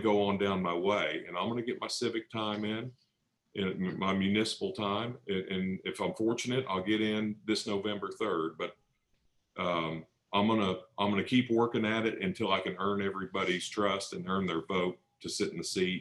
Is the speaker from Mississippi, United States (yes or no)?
no; Fayetteville, Arkansas, United States; I'm from Fayetteville.